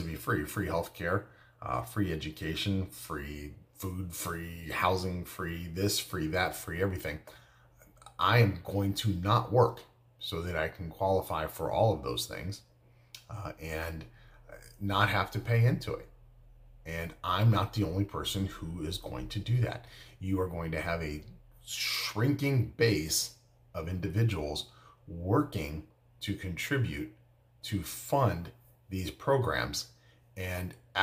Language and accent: English; United States; I'm an American